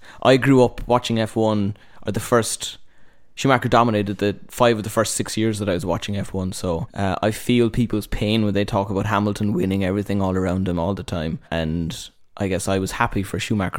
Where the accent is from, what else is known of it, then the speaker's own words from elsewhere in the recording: Cork, Munster, Ireland; I am from Cork